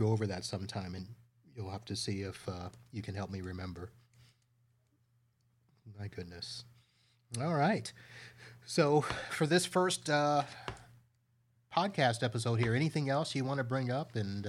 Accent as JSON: {"language": "English", "town": "Satellite Beach", "region": "Florida", "country": "United States", "tie": "born or raised there"}